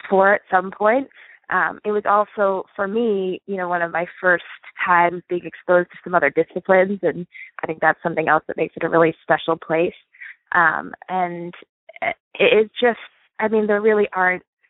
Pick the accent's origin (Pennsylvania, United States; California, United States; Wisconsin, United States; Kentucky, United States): Pennsylvania, United States; Reading; I'm from Reading, Pennsylvania